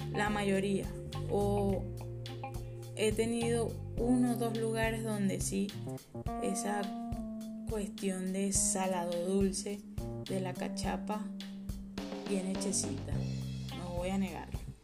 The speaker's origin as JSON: {"language": "Spanish", "town": "Guanare", "region": "Portuguesa", "country": "Venezuela", "moved": "as an adult", "lives_now": "Santiago, Chile", "said": "soy de Guanar, Estado Portuguesa, Venezuela"}